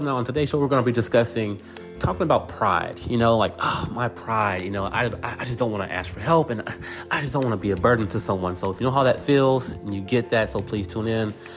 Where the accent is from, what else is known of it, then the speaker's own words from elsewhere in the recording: Texas, United States; also born or lived in California; so I moved from California to Texas after my parents divorced.